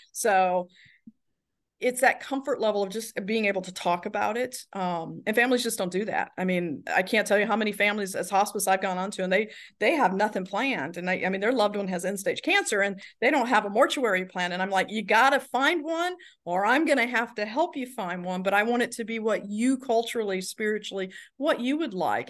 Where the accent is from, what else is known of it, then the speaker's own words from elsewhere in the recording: the South, United States; moved away; I'm from the South